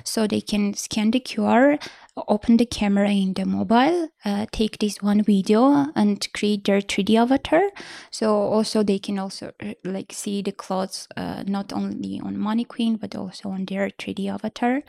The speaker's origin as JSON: {"language": "English", "town": "Vanadzor", "region": "Lori", "country": "Armenia", "tie": "born or raised there", "said": "I grew up in Vonador"}